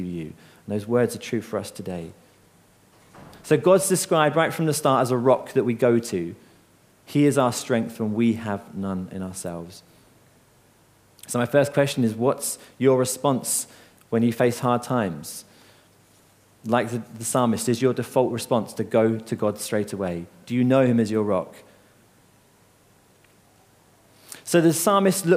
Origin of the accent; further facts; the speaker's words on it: Seaford, South East England, United Kingdom; I grew up in Seaford along the coast